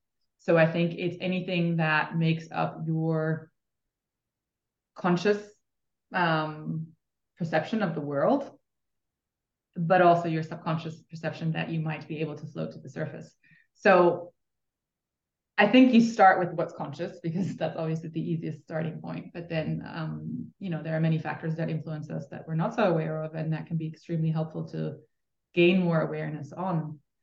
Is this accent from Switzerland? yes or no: yes; Switzerland; I am from Switzerland, which is then also where I studied.